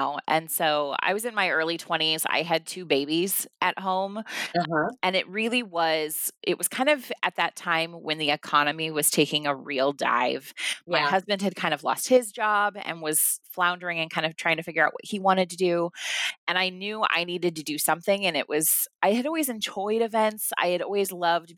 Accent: Nebraska, United States; I'm from Nebraska

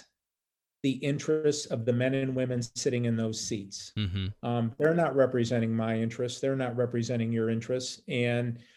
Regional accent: United States; my heart as an American

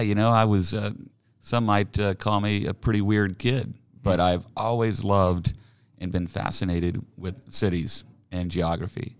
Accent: Oklahoma City, Oklahoma, United States; also born or lived in Salt Lake City, Utah; now in Overland Park, United States; I grew up down in Oklahoma. I, uh, in Oklahoma City

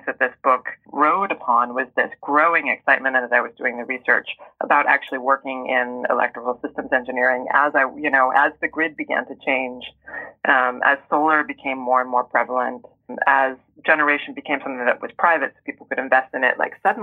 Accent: rural Oregon, United States; I grew up in rural Oregon

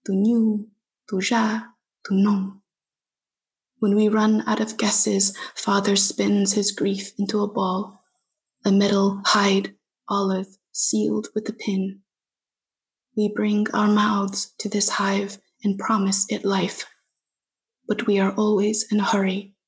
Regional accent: Fresno, California, United States; Fresno. You know, it's a place where I was born and raised

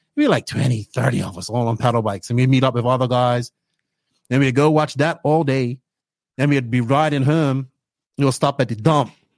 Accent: Bermuda; accent: Bermudian; moved away as an adult; now in Dominican Republic; Bermuda, growing up in Bermuda

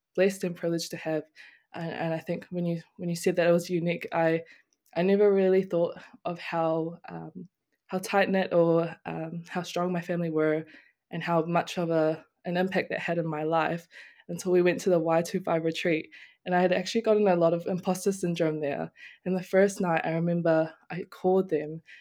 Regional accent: Auckland, New Zealand; moved away as an adult; now in Palmerston North, New Zealand; growing up in Auckland

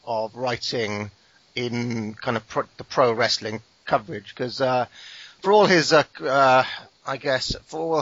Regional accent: Wales, United Kingdom; I'm not English

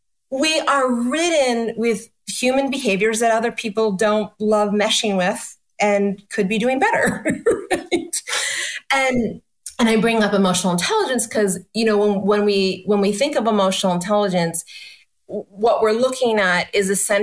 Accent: New York, United States; And when I'm such a New Yorker, let me tell you.

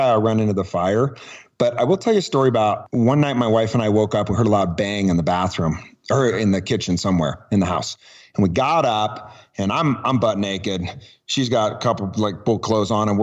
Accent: Truckee, California, United States; also born or lived in Oakland, California; moved up here when I was one

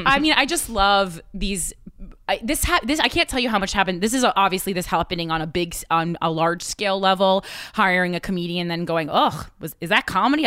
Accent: New Jersey, United States; now in New York, United States; I'm from New Jersey

